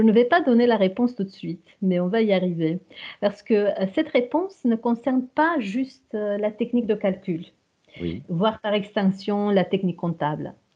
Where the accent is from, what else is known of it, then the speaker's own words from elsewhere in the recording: Romania; French is a second language; moved away as an adult; roumaine. J'ai suivi des études en Roumanie dans des filières francophones et cela jusqu'aux études universitaires